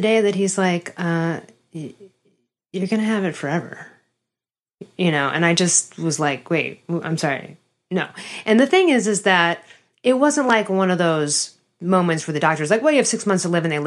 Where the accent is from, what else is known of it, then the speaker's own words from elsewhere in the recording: Chicago, Illinois, United States; I'm from Chicago